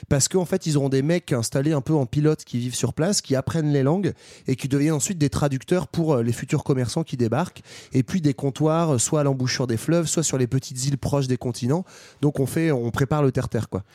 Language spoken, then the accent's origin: French; France; chez nous, en France